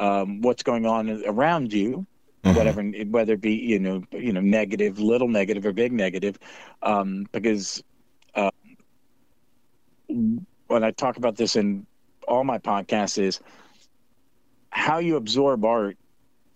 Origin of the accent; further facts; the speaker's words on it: Scotland, United Kingdom; I'm a Scot